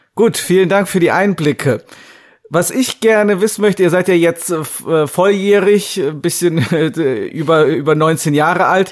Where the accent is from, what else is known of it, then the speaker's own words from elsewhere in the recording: Rhineland, Germany; now in China; wir kommen ja beide aus dem Rheinland